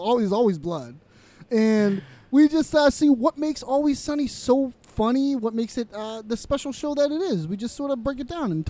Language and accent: English; United States; I'm an American.